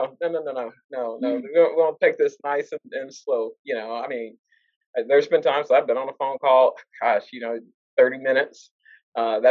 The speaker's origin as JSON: {"language": "English", "town": "Dallas", "region": "Texas", "country": "United States", "lives_now": "Arlington, United States", "said": "I work in Fort Worth, but I do not live in Fort Worth. I'm from Dallas."}